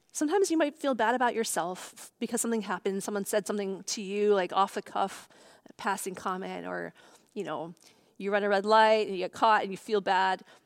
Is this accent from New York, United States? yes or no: yes; Long Island, New York, United States; also born or lived in Boston; now in California, United States; I grew up in New York. Um, my family's Chinese by background, and, um, my, I was raised in Long Island, New York